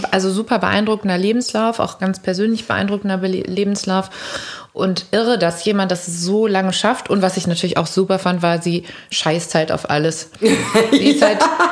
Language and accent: German; Cologne, North Rhine-Westphalia, Germany; wir sind dann immer von der Ursulinenschule am Dom, Mädchenschule, abgehauen aus dem Unterricht